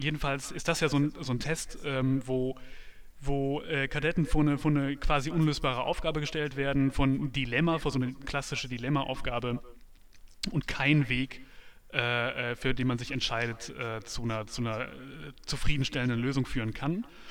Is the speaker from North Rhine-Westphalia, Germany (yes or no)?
yes; North Rhine-Westphalia, Germany; ich komme ja vom, vom Land, vom Niederrhein